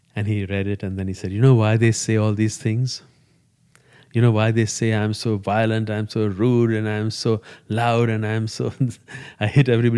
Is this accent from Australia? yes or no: no; India; first language Gujarati; English is a second language; moved away